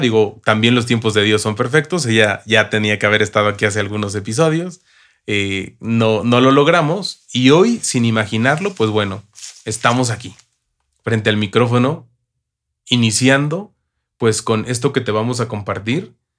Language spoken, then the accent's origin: Spanish; Mexico; yo soy mexicano